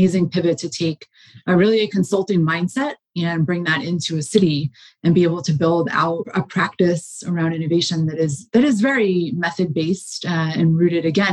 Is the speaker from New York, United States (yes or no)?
yes; New York, United States; moved away as an adult; also born or lived in West Coast / Los Angeles; now in Baltimore, United States; I'm from New York